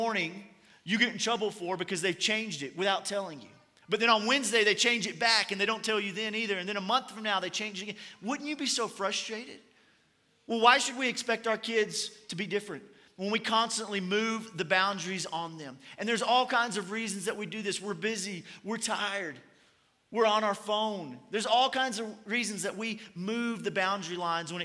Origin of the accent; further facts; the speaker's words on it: Kentucky, United States; I'm from Kentucky